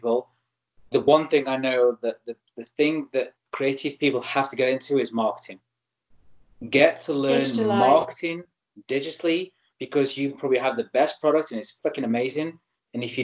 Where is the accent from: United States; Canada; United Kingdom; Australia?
United Kingdom; Stoke-on-Trent, West Midlands; my hometown in Stoke-on-Trent in North England